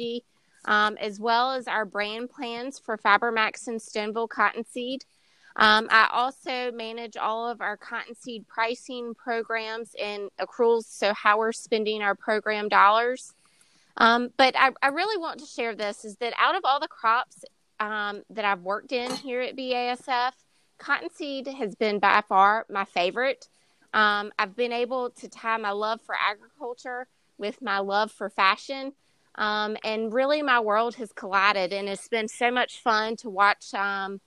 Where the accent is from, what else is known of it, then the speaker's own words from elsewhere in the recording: Eastern North Carolina, United States; I was born and raised actually in Eastern North Carolina